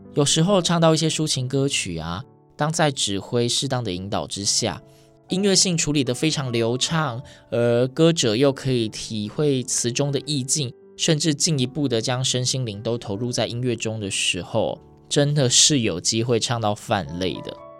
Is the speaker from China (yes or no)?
no; Yilan County, Taiwan; 我是宜兰人，那时候就读罗东高中